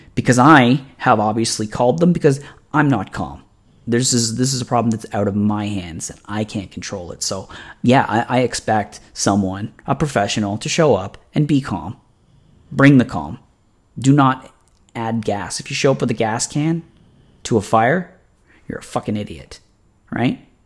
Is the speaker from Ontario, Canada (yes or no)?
yes; Oshawa, Ontario, Canada; I'm from Oshawa